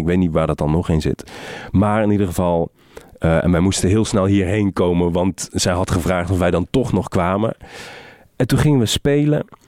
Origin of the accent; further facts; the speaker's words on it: Helmond, North Brabant, Netherlands; ik heb in Helmond op de middelbare school gezeten